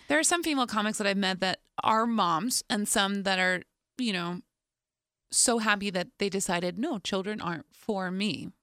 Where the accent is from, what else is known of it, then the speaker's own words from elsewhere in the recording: New Jersey, United States; we grew up in New Jersey